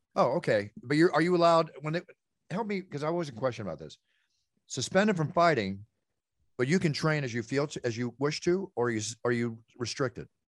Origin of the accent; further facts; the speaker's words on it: Dallas, Texas, United States; also born or lived in Oklahoma / Philadelphia; I'm a Texas boy. I was born in Oklahoma for, lived there for nine months, you know, until I was almost one and moved to Texas